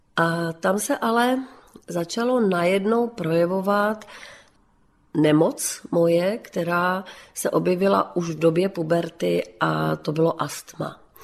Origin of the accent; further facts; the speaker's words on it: Bohemia, Czechia; tady u nás v Čechách